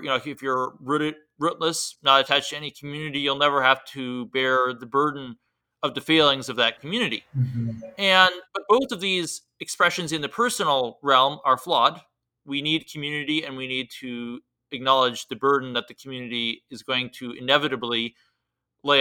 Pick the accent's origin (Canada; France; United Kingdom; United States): United States; As an American